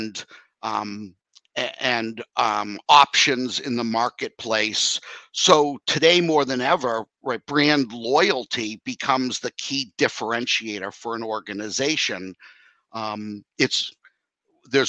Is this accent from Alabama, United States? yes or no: no; Boston, Massachusetts, United States; moved away; also born or lived in New York; growing up in the Boston area, basic Dunkin' Donuts is how we grew up